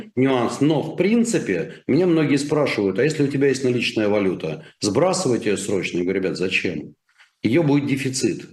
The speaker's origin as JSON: {"language": "Russian", "country": "Russia", "said": "я гораздо больше россиянин, чем ты"}